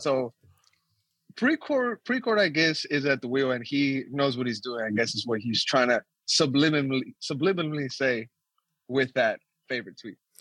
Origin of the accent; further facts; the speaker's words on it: Austin, Texas, United States; growing up in Austin